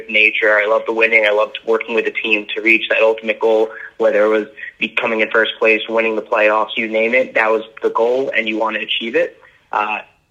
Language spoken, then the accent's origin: English; Long Island, New York, United States; born and raised on Long Island